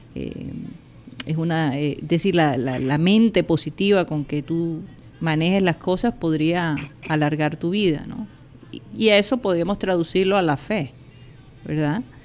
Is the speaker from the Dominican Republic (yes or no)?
no; Colombia; yo soy colombiana